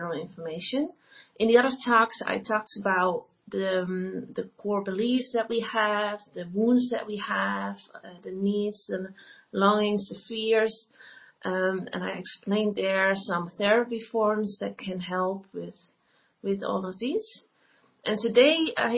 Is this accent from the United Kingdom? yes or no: no; Netherlands; I am from the Netherlands.